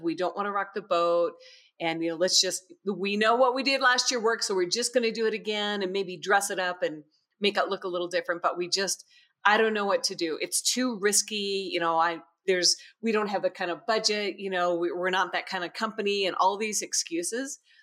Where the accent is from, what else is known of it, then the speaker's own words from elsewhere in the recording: United States; as typical American family and American teenagers